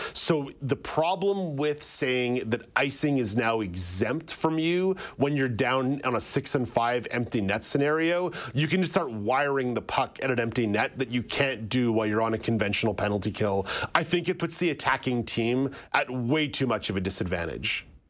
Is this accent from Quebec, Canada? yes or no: yes; Montreal, Quebec, Canada; I, I grew up in Montreal